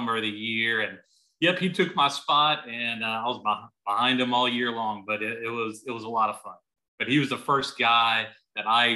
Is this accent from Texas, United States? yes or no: yes; Houston, Texas, United States; I grew up in Spring Branch